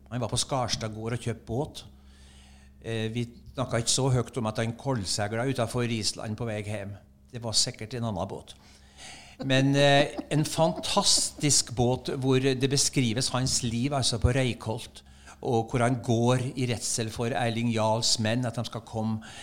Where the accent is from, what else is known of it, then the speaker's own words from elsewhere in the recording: Bindal, Nordland, Norway; accent: Bindal dialect; moved away; also born or lived in Oslo; jeg snakka bindaling i Bindalen, og så snakka jeg osloenser i Oslo